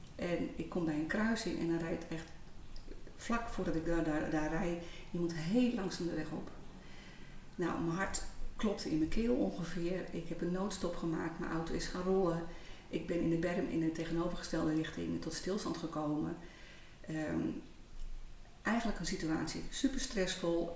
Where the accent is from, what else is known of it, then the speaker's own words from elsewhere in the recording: Heerenveen, Friesland, Netherlands; moved away as an adult; also born or lived in Rotterdam / Almere; fijn om in Friesland te zijn. Want daar ligt uiteindelijk wel mijn roots. Geboren in Heerenveen, al heel wat jaar geleden. Ehm, ik ben als jonge ja, meid van 19 jaar eh, naar Rotterdam gegaan